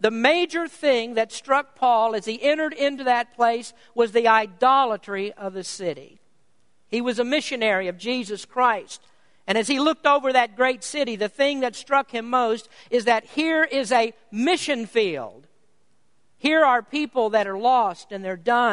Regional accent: United States; I was prouder to be an American

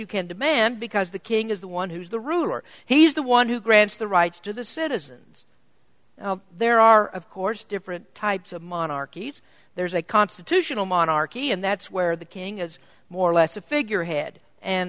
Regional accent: United States; as Americans living in a kingdom

